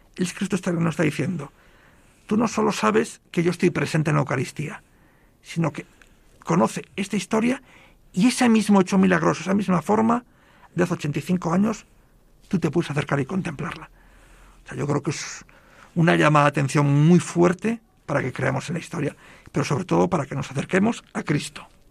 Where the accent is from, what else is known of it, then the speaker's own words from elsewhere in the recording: Galicia, Spain; yo soy gallego